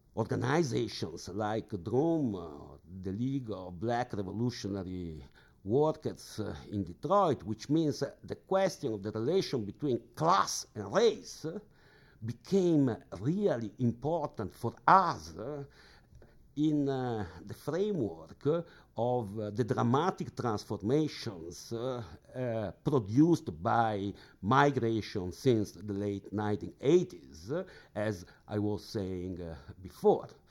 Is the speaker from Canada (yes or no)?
no; Genoa, Liguria, Italy; I grew up in Genoa, hmm, quite important industrial port city in the northwest of Italy